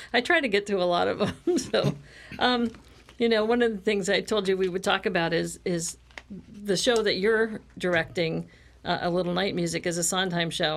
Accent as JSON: {"language": "English", "region": "Midwest", "country": "United States", "moved": "yes", "said": "I'm from the Midwest"}